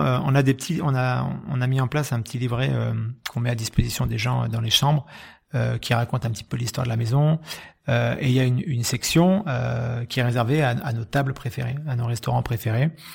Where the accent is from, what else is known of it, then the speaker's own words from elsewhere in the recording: Bordeaux, Nouvelle-Aquitaine, France; moved away as an adult; je suis bordelais de naissance, euh, j'ai passé, ouais, j'ai passé plus de 20 ans, les 20 premières années de ma vie